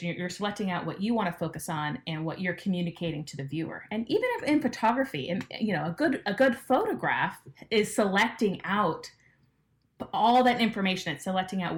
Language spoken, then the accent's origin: English; Los Angeles, California, United States; I grew up in Los Angeles